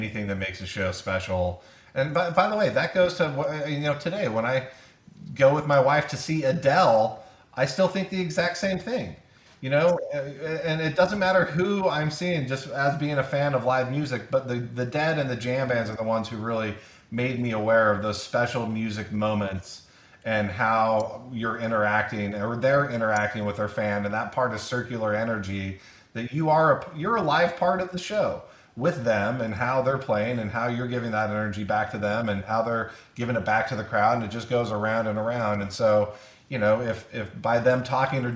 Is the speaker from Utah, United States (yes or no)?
yes; Utah, United States; growing up in Utah, both Southern and Northern Utah